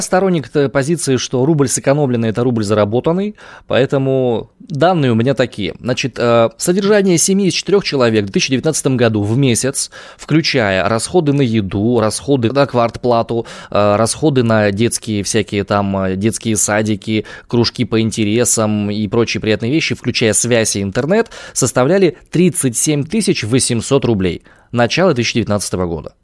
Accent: Omsk, Omsk Oblast, Russia; я родом из Омска

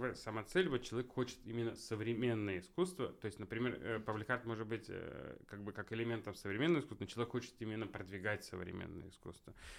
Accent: Yekaterinburg, Sverdlovsk Oblast, Russia; там я родился вообще на Гагарина

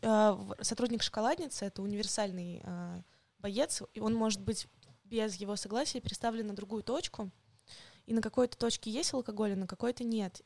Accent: Moscow, Russia; also born or lived in Kaliningrad / Yekaterinburg; То есть выросла я уже в Москве, и в школу ходила я тоже в Москве

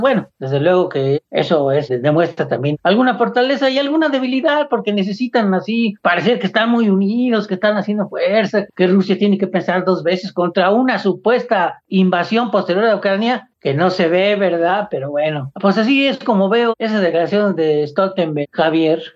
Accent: Mexico; como mexicano y como latinoamericano

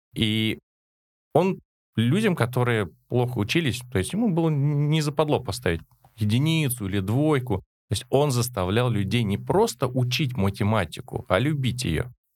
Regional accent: Moscow, Russia; Родился я еще в Советском Союзе, в Москве, в семье коренных москвичей

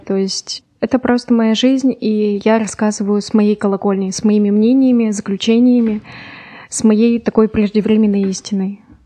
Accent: Yekaterinburg, Sverdlovsk Oblast, Russia; я из Екатеринбурга

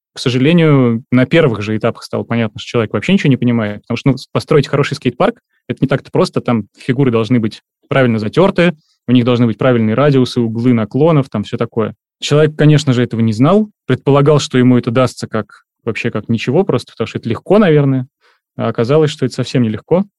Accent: Saint Petersburg, Russia; я из Санкт-Петербурга, мне 35 лет

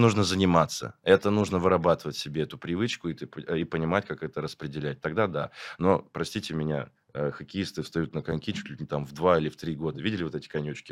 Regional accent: Chelyabinsk, Chelyabinsk Oblast, Russia; moved away; я не в своем городе. Угу. Я как бы из Челябинска

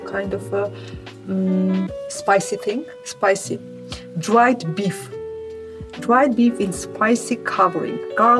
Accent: Armenia; I'm from Armenia.

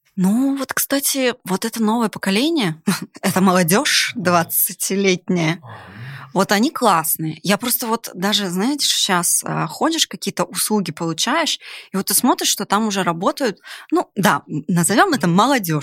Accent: Yakutia, Sakha Republic, Russia; moved away as an adult; also born or lived in Siberia / Ural; now in Moscow, Russia; Вообще я из Сибири, Урала, родилась в далекой Якутии. И после университета так сложилась судьба, что, конечно же, я переехала в Москву.

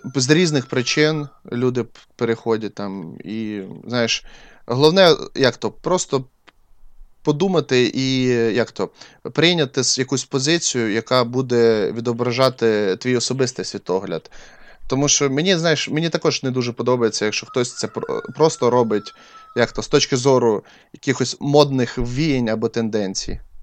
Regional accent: Crimea, Ukraine; moved away; я ріс в Криму

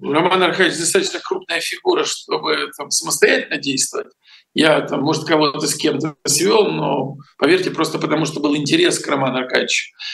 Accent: Ukraine; moved away; если бы я не родился в Украине, не вырос, не построил там огромный телевизионный канал

